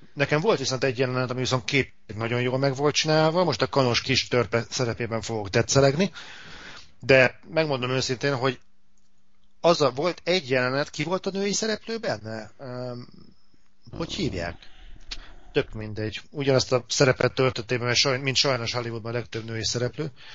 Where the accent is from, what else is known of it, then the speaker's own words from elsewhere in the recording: Hungary; pláne itt Magyarországon